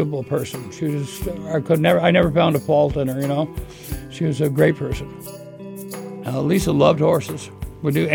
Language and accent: English; Scarborough, Maine, United States; I was born in Scarborough, Maine. Specifically, I was born in the grandstand at Scarborough Downs as a racetrack. My dad was a jockey, and my grandfather was a trainer. And so I started at the racetrack at a real early age